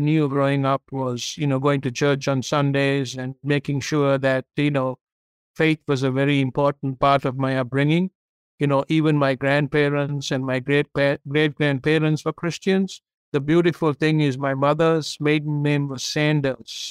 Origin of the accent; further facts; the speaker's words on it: Sri Lanka; English is a second language; moved away as an adult; now in United States; I grew up in Sri Lanka. I came to this country when I was 22 years old to go to university